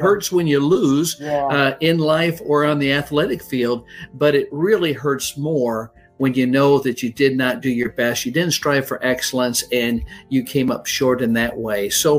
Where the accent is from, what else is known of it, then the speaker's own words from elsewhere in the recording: Midwest, United States; Well, I grew up in the Midwest, and my father was a football coach at the high school level, so we moved a lot.